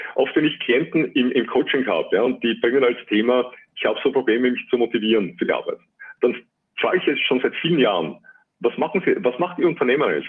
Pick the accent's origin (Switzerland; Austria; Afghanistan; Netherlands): Austria; bei uns in Österreich